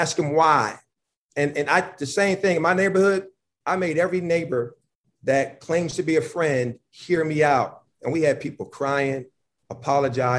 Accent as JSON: {"language": "English", "town": "Buffalo", "region": "New York", "country": "United States", "tie": "born or raised there", "also_born_or_lived": "Georgia / North Carolina", "moved": "yes", "said": "I'm from Buffalo, New York. And I've had a lot of fights growing up as a young person when I was a teenager"}